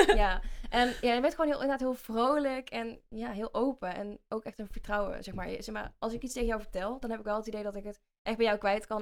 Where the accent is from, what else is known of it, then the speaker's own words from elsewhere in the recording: Vinkel, North Brabant, Netherlands; accent: Brabants; ik kom uit, ja, uit Vinkel, dat is een dorpje bij Den Bosch, dus ik ben een echte Brabander, dus misschien hoor je dat ook wel aan mij